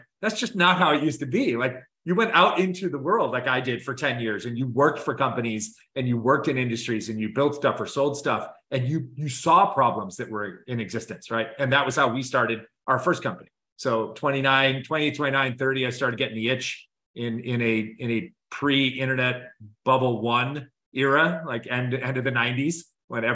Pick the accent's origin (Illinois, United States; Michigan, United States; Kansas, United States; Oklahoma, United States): Illinois, United States; Chicago; moved away as an adult; also born or lived in Tempe, Arizona; now in Los Angeles, United States; born and raised in Chicago, not an original West Coaster